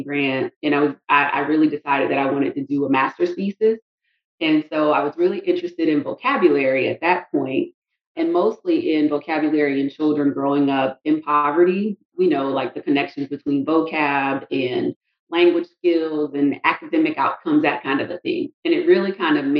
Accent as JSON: {"language": "English", "region": "South Carolina", "country": "United States", "moved": "as an adult", "lives_now": "Tallahassee, United States", "said": "I'm from South Carolina, did my undergrad at South Carolina State University, and then ended up receiving a scholarship to come to FSU."}